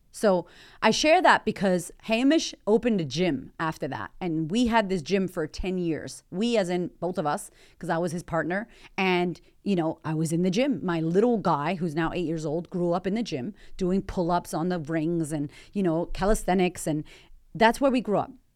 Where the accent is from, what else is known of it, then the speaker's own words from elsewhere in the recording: United States; moved away as an adult; also born or lived in Melbourne, Australia; now in Australia; as an American